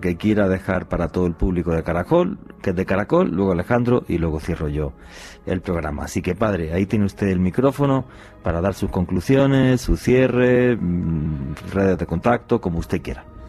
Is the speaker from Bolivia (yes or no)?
no; Spain; en mi país, en España